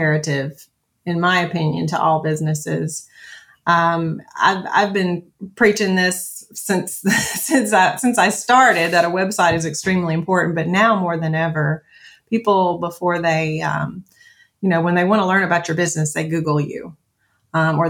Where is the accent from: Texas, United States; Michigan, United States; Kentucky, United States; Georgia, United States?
Kentucky, United States; Franklin; moved away as an adult; now in Mt. Juliet, United States; my first corporate job in my hometown of Franklin, Kentucky